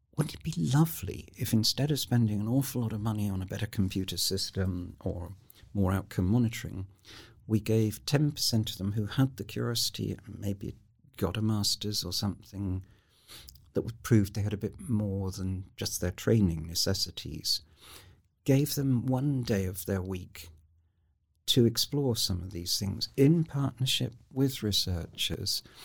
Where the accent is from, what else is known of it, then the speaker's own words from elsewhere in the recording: United Kingdom; I am such a Brit, um, but an ambivalent Brit